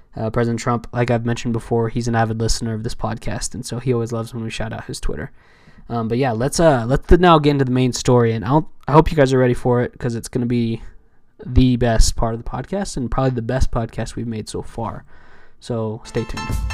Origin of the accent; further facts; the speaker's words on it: Southern California, United States; I was raised in Southern California, um, for most of my life